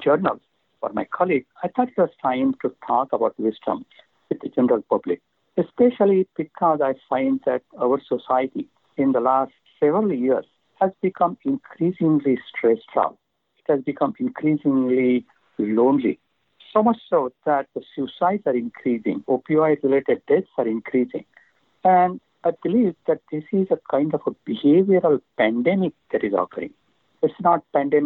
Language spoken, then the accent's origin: English; India; now in San Diego, United States; I come from India